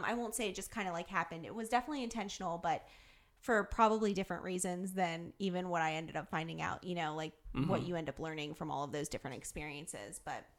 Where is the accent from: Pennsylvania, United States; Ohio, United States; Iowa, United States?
Ohio, United States; Columbus; moved away as an adult; now in Northern Kentucky, United States; I'm from Columbus, Ohio, actually, originally. So obviously, first 18 years of my life, grew up